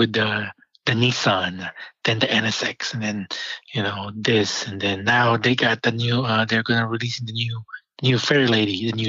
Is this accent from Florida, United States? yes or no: yes; Panama City Beach, Florida, United States; I grew up in Florida, like Panama City Beach. I mean, we're the Redneck Riviera